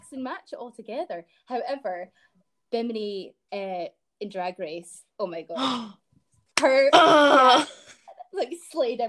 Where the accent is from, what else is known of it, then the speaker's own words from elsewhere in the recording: Dunblane, Scotland, United Kingdom; also born or lived in Glasgow; I grew up in Dunblane, which is a sort of... It's very middle class